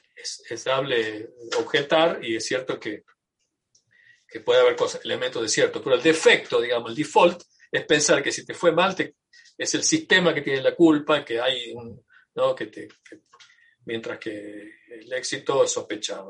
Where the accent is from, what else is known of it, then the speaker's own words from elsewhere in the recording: Tucumán, Argentina; now in United States; yo soy tucumano, argentino y tengo eh, una identificación cultural muy fuerte con, mi, con mi país